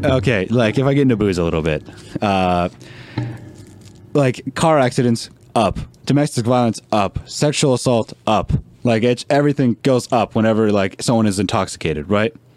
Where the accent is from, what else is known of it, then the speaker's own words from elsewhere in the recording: Canada; as a Canadian